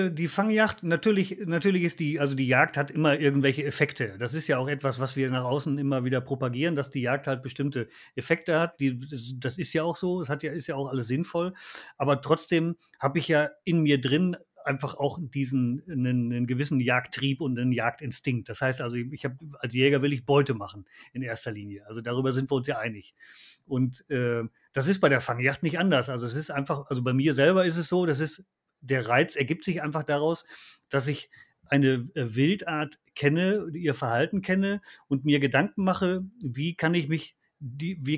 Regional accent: Lower Saxony, Germany; ich komme halt aus, aus Niedersachsen und komme aus einer Niederwildgegend und da wurde der Fuchs äh, äh, immer geschossen.

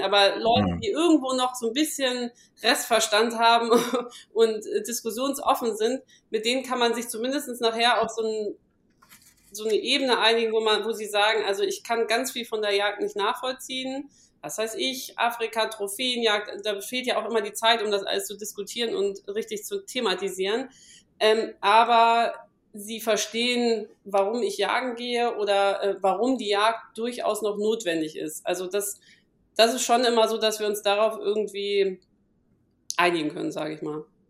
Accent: Hamburg, Germany; now in Palatinate, Germany; ich komme aus Hamburg

